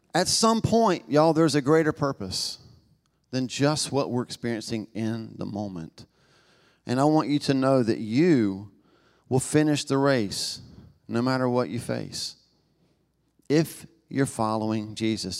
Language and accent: English; Knoxville, Tennessee, United States; accent: Southern; I was born in Knoxville, Tennessee, in the South, you know, it, I'm marked by that, right? Um, I don't think I have an accent, but I've been to other parts of the country and world and found out that apparently I do, y'all